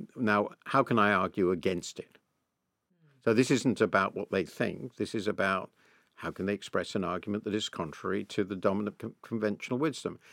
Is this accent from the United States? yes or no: no; United Kingdom; being British